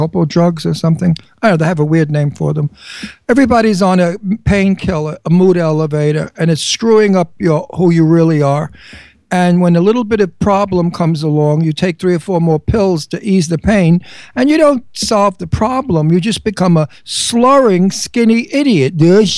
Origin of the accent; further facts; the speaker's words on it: New York City, New York, United States; we're both from Brooklyn